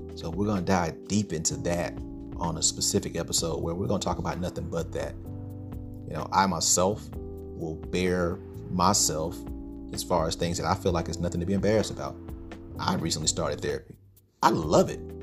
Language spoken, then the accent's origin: English; Stuttgart, Arkansas, United States; moved away; my hometown, Sugartown, Stuttgart